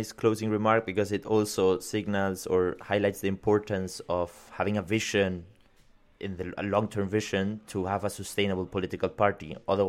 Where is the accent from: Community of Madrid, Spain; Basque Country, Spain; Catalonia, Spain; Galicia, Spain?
Basque Country, Spain; If you are from the Basque country, you can always decide where you are from. And I'm from the Basque country.